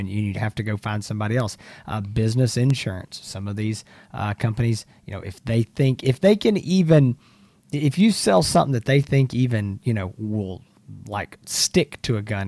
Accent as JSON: {"language": "English", "region": "Texas", "country": "United States", "said": "we are from Texas, both Hans"}